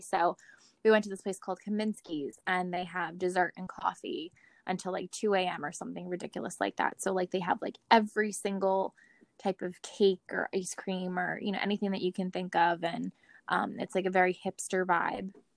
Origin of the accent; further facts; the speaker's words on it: New Jersey, United States; we're from New Jersey